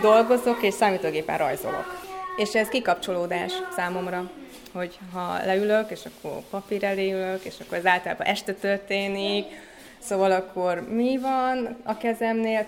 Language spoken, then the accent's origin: Hungarian; Székesfehérvár, Fejér, Hungary; a szüleim elkezdtek animációs csoportot működtetni Székesfehérváron, és akkor én még nagyon kicsi gyerek voltam